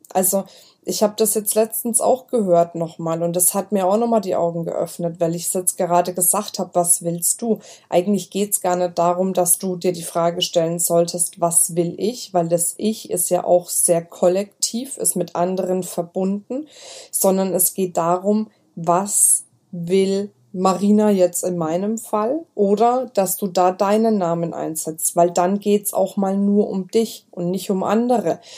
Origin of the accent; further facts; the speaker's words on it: Franconia, Bavaria, Germany; accent: Franconian; Ich bin Fränkin, muss ich sagen. Bei uns ist immer mit dem B und dem P. Wir vertauschen das immer.